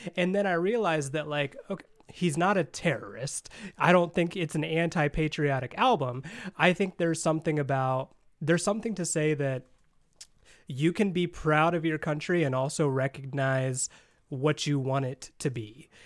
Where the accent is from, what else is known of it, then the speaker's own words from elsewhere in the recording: Indiana, United States; I'm from Indiana.